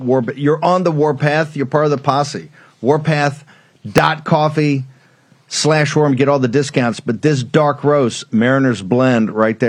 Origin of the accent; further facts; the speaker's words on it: Virginia, United States; I was born in Virginia